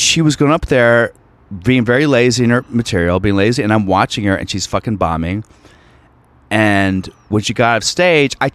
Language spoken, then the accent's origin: English; Virginia, United States; moved away; my people growing up in Virginia